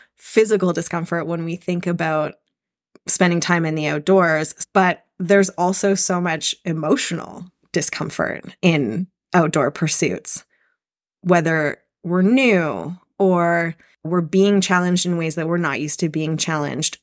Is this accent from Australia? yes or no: no; Canada; also born or lived in Squamish, British Columbia; I currently live in Squamish, B C. I'm Canadian